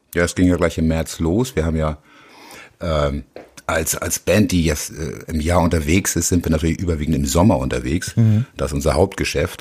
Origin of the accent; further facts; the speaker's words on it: Hamburg, Germany; ich bin Hamburger Jung, ich bin hier aufgewachsen